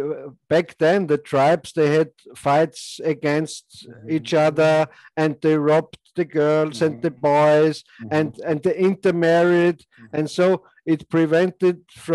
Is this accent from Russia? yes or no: no; Austria; I'm from Austria